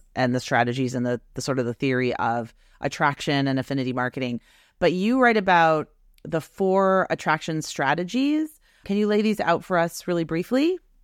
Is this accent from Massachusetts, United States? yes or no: yes; Beverly, Massachusetts, United States; also born or lived in Wenham, Massachusetts; I'm from Beverly, Massachusetts